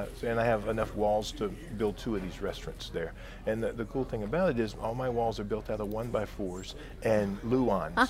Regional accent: Baton Rouge, Louisiana, United States; I grew up in South Baton Rouge.

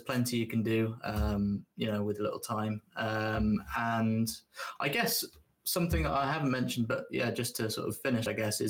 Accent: England, United Kingdom; from England, but like, I did a lot in the lakes, in the Lake District.

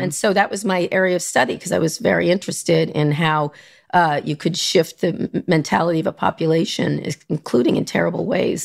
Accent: New York area, United States; also born or lived in Philadelphia / Long Island / Princeton, New Jersey; New York, the New York area

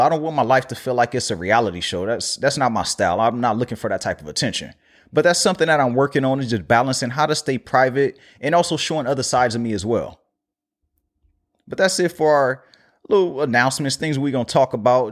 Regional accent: Los Angeles, California, United States; my hometown

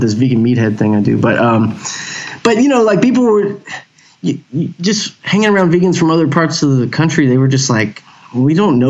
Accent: Houston, Texas, United States; Yeah, born in Houston, raised in Houston. I've lived a few other places now, but most of my life was in Houston.

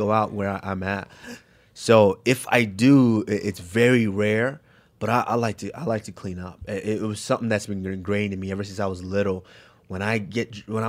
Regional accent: Nigeria; I'm Nigerian.

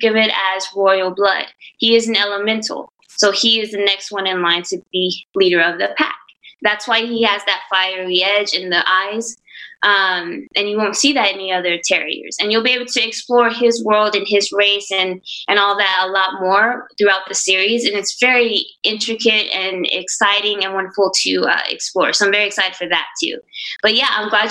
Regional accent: Orange, Texas, United States; growing up in Orange is the sense of community that I had.

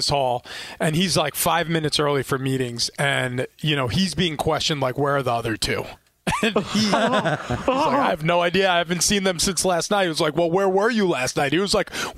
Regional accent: New York, United States; I grew up in New York

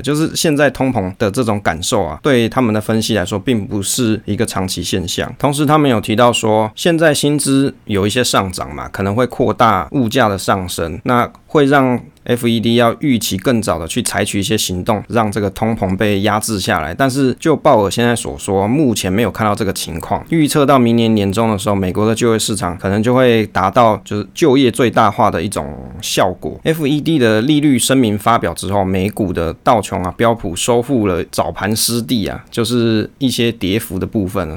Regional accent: Taiwan; 我们台湾人工程师晚上都要上班上到很晚呢

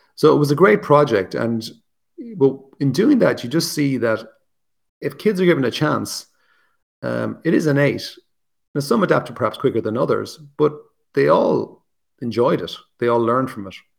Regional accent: Ireland; also born or lived in Wicklow, Ireland; I'm obviously Irish, I live in Ireland

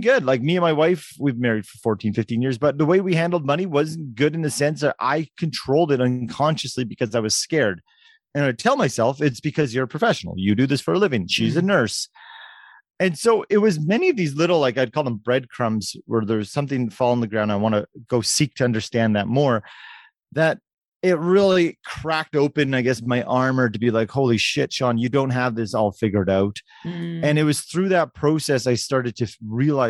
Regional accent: Canada; as a Canadian kid who loved hockey

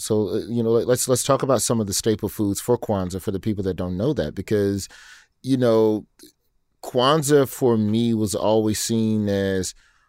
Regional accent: Birmingham, Alabama, United States; I myself, you know, I'm from Birmingham, so, you know, okay, we get all the Black stuff early.

